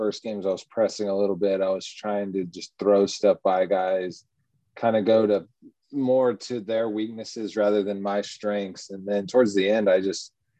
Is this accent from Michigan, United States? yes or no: no; Austin, Texas, United States; also born or lived in Orlando, Florida; I actually grew up in Austin, Texas. I was born in Orlando, though